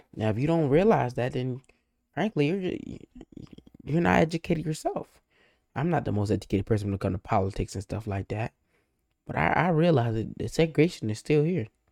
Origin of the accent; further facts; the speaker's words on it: United States; accent: African American; I'm African American, just in case you're wondering. You can tell my voice I'm African American.